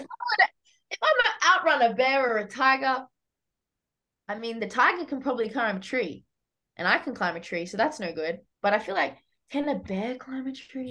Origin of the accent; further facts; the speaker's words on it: New South Wales, Australia; accent: Australian; moved away as an adult; now in United States; I'm from Australia. It's an island.